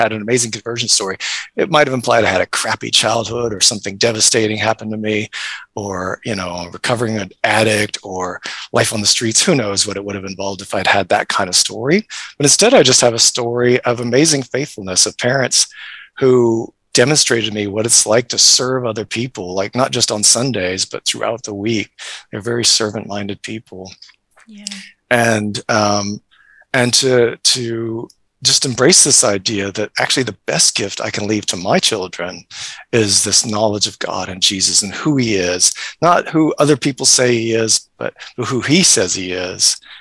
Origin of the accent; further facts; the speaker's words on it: United States; moved away as an adult; also born or lived in Kenya; now in Christchurch, New Zealand; I am American, but I'm not in America. I live here in Christchurch